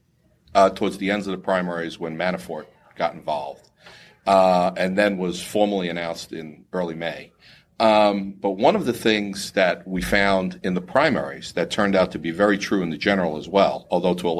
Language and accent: English; Florida, United States; Florida, being my home state